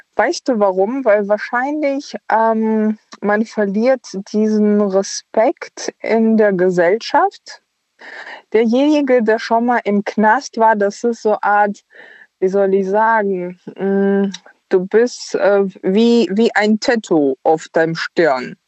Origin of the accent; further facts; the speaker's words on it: Ukraine; moved away; wir sind beide aus der Ukraine